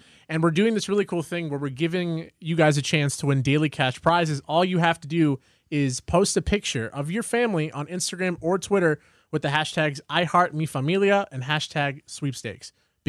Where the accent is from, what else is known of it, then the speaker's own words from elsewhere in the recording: Southern California, United States; my parents always encouraged me to take pride in my Salvadoran heritage, which was so easy to do growing up in SoCal